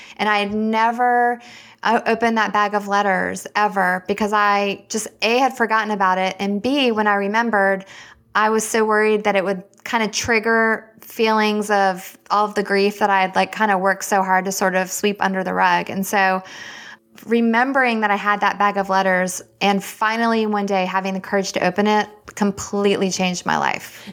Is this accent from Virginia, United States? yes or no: yes; Richmond, Virginia, United States; moved away as an adult; also born or lived in Alabama; now in Winston-Salem, United States; I'm actually from Richmond, Virginia, and that's where I was born and raised, and I went to the University of Alabama